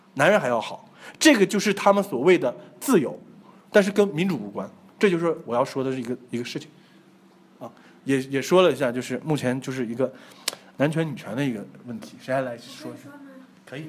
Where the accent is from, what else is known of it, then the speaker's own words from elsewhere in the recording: China; 我们中国人的家庭观念